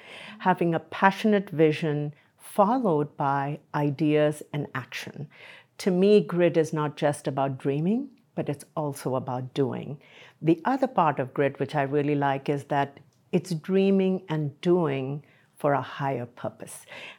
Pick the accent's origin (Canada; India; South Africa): India; moved away as an adult; now in United States; So I came from India to this country in my late 20s, and I've just enjoyed being here.